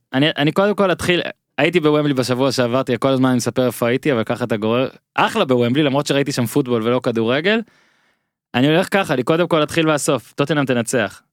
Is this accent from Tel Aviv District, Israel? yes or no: no; Rishon LeZion, Central District, Israel; also born or lived in Rostov-on-Don, Russia; בין ראשון לרוסטוב, שני, שתי ערים שבהן הייתי ו, ו, וגדלתי ובגרתי